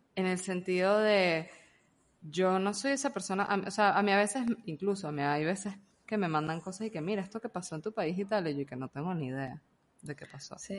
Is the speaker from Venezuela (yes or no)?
yes; Venezuela; now in Panama; soy venezolano